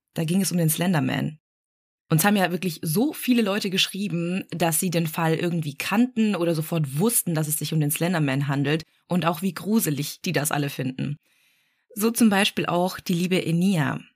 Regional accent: Black Forest, Baden-Württemberg, Germany; ich komme ja auch aus dem Schwarzwald

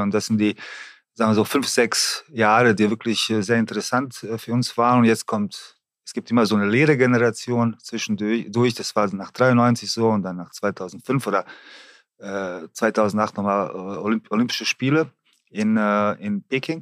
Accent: Germany; hier bei uns in Deutschland

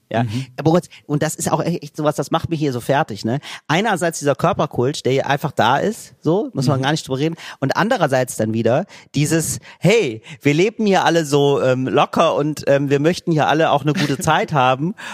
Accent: Italy; German is a second language; Ja, das ist mir als Italiener erstmal gar nicht so klar gewesen

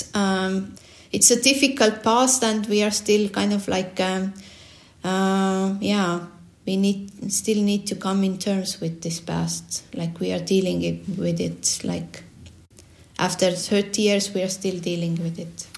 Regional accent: Estonia; I was born in the Soviet uh, Estonia, and um, and also started uh, going uh, school um, in uh, yeah during the Soviet. Soviet time.

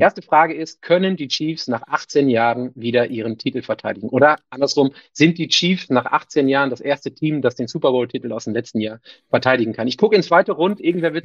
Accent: Northern Germany, Germany; Für mich als Norddeutscher

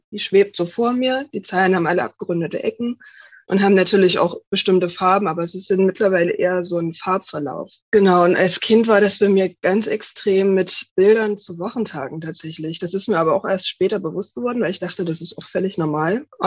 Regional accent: Dresden, Saxony, Germany; ich komme aus Dresden, arbeite jetzt bei einer kleinen Lokalzeitung

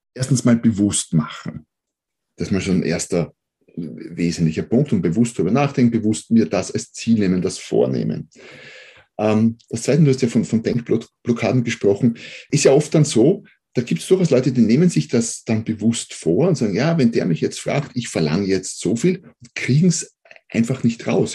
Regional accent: Austria; accent: Austrian; bin Österreicher, wie man wahrscheinlich hört

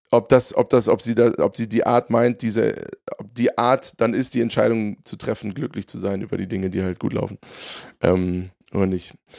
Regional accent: Hofheim am Taunus, Hesse, Germany; meiner Heimat

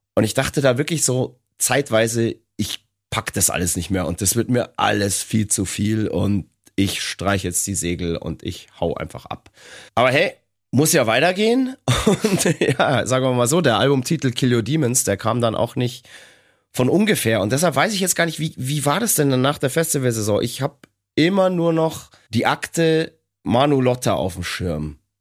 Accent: Bavaria, Germany; bei uns in Bayern.

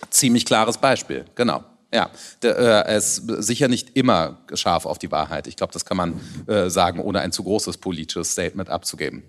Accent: Rhineland, Germany; also born or lived in Hamburg; ich bin Rheinländer

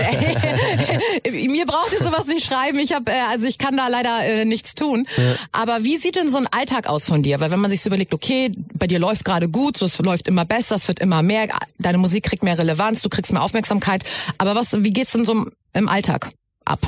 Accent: Germany; ich bin ja selber Deutsch, also meine Eltern sind beide ja. Deutsch

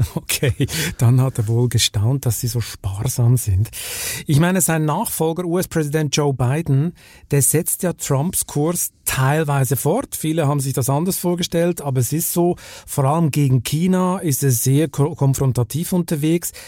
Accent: Switzerland; in meinem Heimatland

